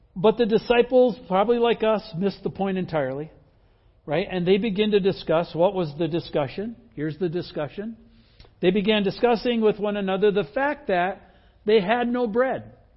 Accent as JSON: {"language": "English", "region": "Midwest", "country": "United States", "tie": "born or raised there", "said": "I grew up in the Midwest"}